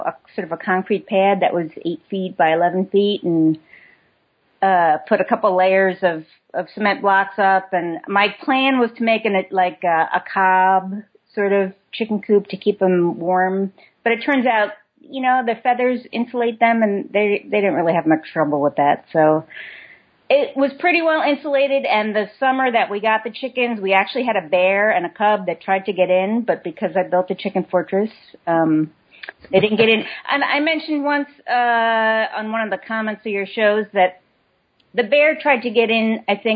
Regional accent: Long Island, New York, United States; moved away as an adult; now in Vermont, United States; I grew up on Long Island, New York, and moved to Vermont with my husband 21 years ago

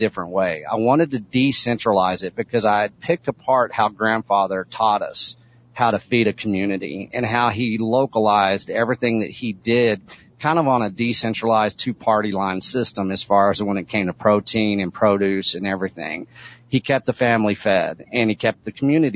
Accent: Texas, United States; a seventh generational agricultural person in the state of Texas

